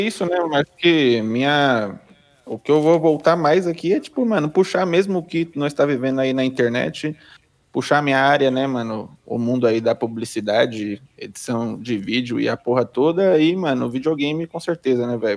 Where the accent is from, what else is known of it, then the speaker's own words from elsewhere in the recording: São Bernardo do Campo, São Paulo, Brazil; sou de São Bernardo do Campo, São Paulo